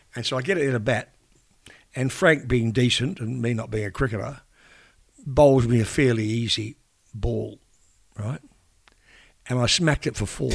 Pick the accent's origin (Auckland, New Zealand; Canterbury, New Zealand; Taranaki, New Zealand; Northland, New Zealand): Taranaki, New Zealand; New Plymouth; now in Australia; growing up in New Zealand